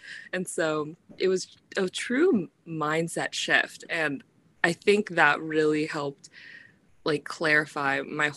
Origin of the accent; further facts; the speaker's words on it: Florida, United States; moved away as an adult; also born or lived in upstate New York; I was from Florida